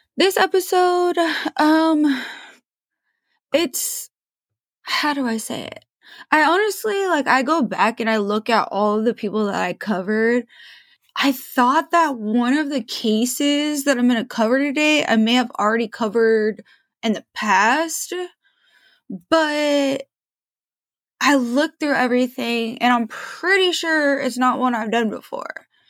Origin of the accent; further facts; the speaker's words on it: Portland, Oregon, United States; I'm from Portland. I grew up in Portland.